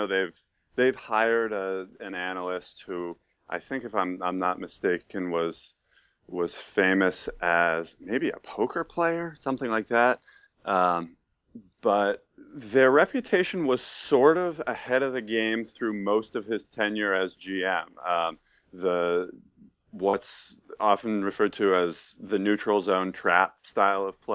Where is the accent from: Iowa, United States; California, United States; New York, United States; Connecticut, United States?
New York, United States; Troy; born or raised there; also born or lived in Albany, New York